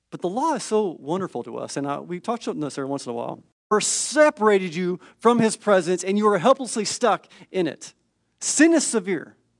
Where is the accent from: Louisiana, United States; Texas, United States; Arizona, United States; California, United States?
California, United States; I'm from the California public school system